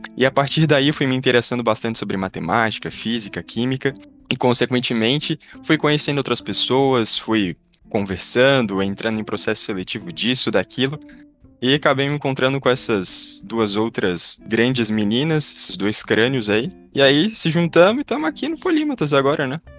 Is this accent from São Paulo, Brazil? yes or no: no; Florianópolis, Santa Catarina, Brazil; eu tenho 16 anos, sou de Florianópolis, Santa Catarina